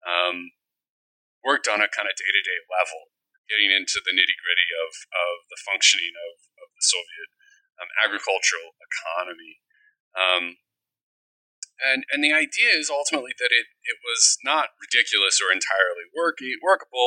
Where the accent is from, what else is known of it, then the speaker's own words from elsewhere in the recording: Midwest, United States; now in Rhode Island, United States; growing up in the Midwest